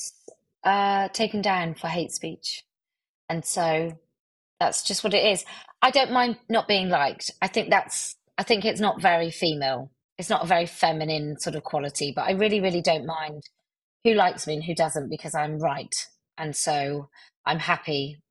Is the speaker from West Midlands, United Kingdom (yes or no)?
no; West Country, South West England, United Kingdom; accent: West Country; I have a West Country accent, a mild